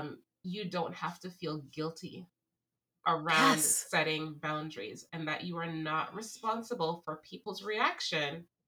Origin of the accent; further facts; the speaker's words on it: Jamaica; There's this one thing that I grew up in Jamaica, as you know, and my mom and her friends used to always say the statement, liberty comes through carelessness.